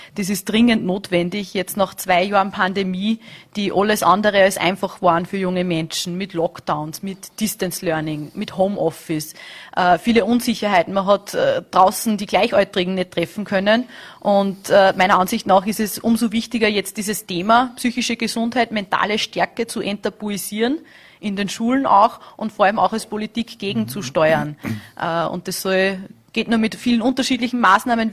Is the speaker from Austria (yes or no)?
yes; Austria